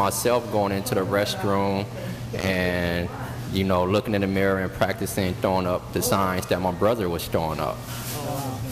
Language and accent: English; Carson, California, United States; I was born and raised in Carson, California